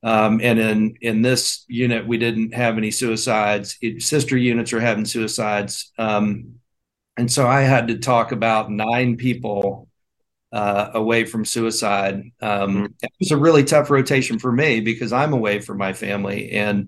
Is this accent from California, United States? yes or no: no; West Point, New York, United States; So I grew up in Arvin Gym at West Point, running around, rolling around, shooting buckets.